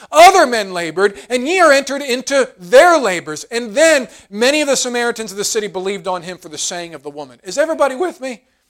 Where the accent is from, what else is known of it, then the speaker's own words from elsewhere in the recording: United States; American Christians